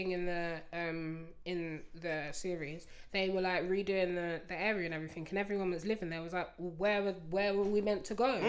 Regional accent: London, United Kingdom; I'm from Highbury. Highbury's always been nice.

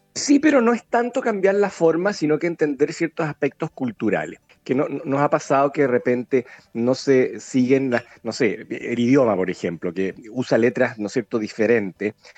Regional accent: Chile; somos los chilenos

